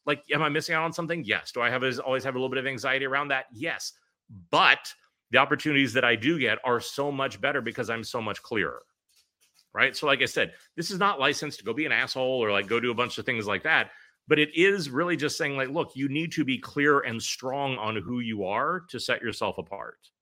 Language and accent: English; Pittsburgh, Pennsylvania, United States; moved away as an adult; also born or lived in New York City; I left New York City after sixteen years there to move back home to my hometown of Pittsburgh